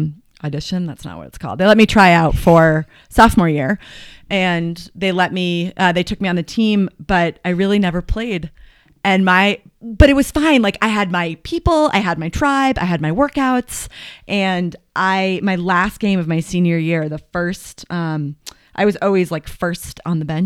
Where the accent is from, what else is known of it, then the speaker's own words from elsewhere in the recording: Marblehead, Massachusetts, United States; moved away as an adult; also born or lived in Connecticut / Boston, Massachusetts; now in Boulder, United States; I grew up in Marblehead, Massachusetts